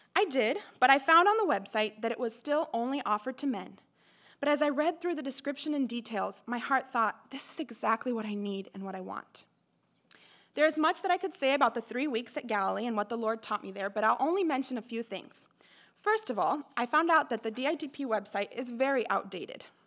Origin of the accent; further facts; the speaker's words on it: Mexico; moved away; I grew up in Mexico